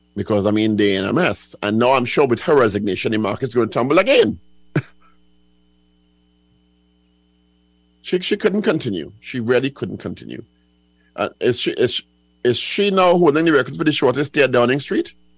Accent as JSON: {"language": "English", "region": "England", "country": "United Kingdom", "said": "I am an English person"}